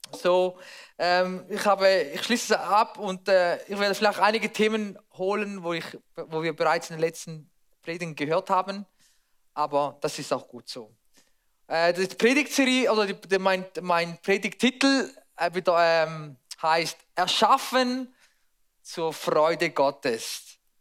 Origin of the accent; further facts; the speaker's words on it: Switzerland; bei uns in der Schweiz